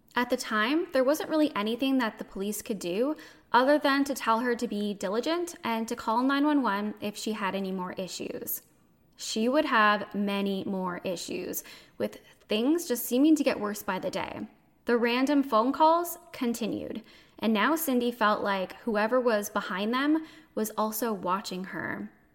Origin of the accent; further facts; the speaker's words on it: Canada; I'm a Canadian